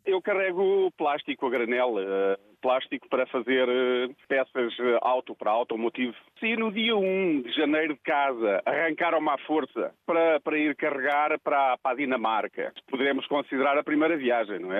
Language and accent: Portuguese; Tábua, Centro, Portugal; now in Póvoa de Santa Iria, Portugal; Sou natural eh, do Conselho de Tá Tábua, distrito de Coimbra. Tenho, tenho sangue beirão